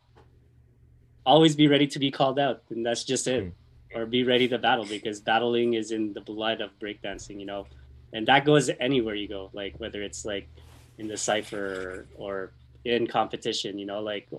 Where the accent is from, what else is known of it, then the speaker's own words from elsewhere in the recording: Winnipeg, Manitoba, Canada; We're just fucking from Winnipeg